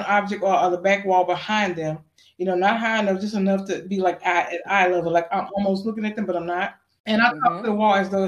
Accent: Houston, Texas, United States; moved away as an adult; now in Georgia, United States; I'm from Houston, Texas, and God called me out to come here

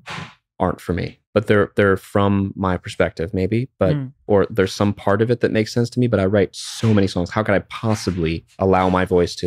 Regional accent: New York, United States; So I grew up in New York. So the big song for me when I grew up was

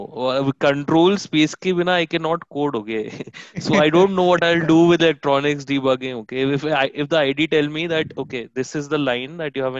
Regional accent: Delhi, India; I am being from Delhi and from a humble family

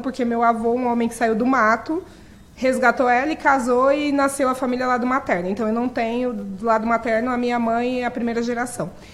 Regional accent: São Paulo, Brazil; Eu moro há 38 anos no mesmo lugar, eu gosto muito de contar isso, e eu gosto muito de onde eu moro, eu moro na periferia de São Paulo

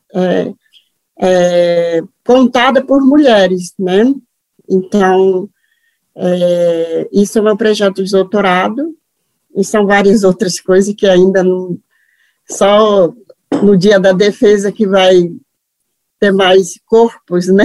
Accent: Japorã, Mato Grosso do Sul, Brazil; moved away as an adult; also born or lived in Aracruz, Espírito Santo / Rio de Janeiro; Eu sou de origem Mato Grosso do Sul, na qual onde eu estou agora. Eu nasci numa aldeia que se chama Portolindo, que fica no município de Japorã

